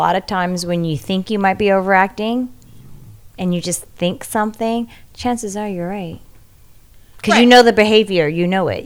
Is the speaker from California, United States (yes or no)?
yes; Bay Area, California, United States; moved away; I'm from the Bay Area